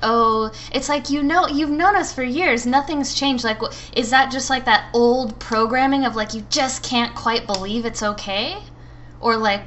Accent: United States; now in Phoenix, United States; we are American and grew up with shame and guilt

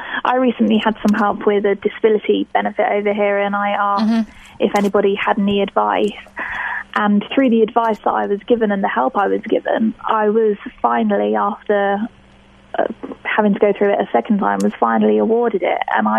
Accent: Hampshire, South East England, United Kingdom; I'm from Hampshire, Okay. Which is, we're about 40 minutes from London.

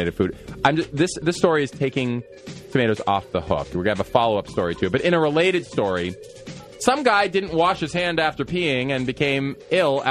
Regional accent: Boston, Massachusetts, United States; I'm a Bostonian.

